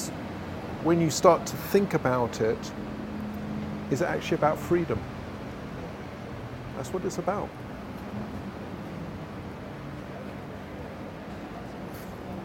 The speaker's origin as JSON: {"language": "English", "region": "London", "country": "United Kingdom", "tie": "born or raised there", "said": "I grew up in London"}